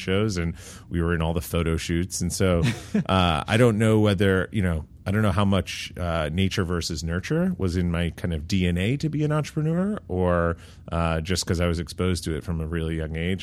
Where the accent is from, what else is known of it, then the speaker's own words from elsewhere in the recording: New York, United States; So I grew up in New York, uh, just outside of the city